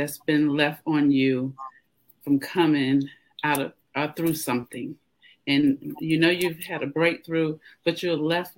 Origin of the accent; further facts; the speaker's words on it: Georgia, United States; I'm a native of Georgia, born and raised, and raised my kids here